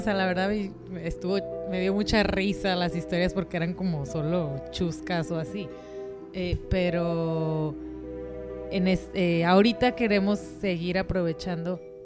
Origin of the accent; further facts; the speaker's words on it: Mexico; de México